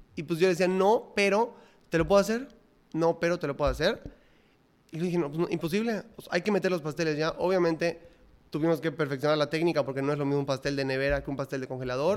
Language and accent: Spanish; Mérida, Yucatán, Mexico; yo soy de Mérida, no, no, nada que ver con México